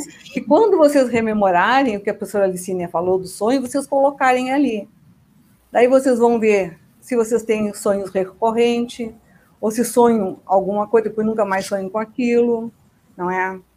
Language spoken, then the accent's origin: Portuguese; Rio Grande do Sul, Brazil; now in Foz do Iguaçu, Brazil; nasci no Rio Grande do Sul, E desde dois mil e cinco moro em Foz do Iguaçu